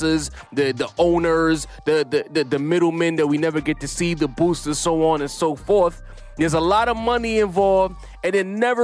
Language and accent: English; New York, United States; I'm a New Yorker